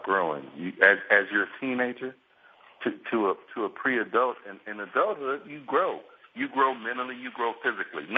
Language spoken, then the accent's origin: English; San Diego, California, United States; I'm from San Diego